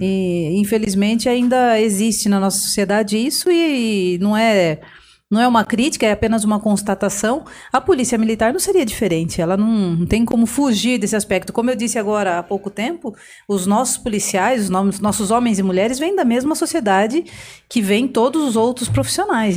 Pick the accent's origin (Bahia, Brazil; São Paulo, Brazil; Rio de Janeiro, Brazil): São Paulo, Brazil; Piedade; moved away as an adult; now in Osasco, Brazil; Eu sou piedadense, quero mandar um abraço para os piedadenses que estão assistindo agora. Sou lá da região de Sorocaba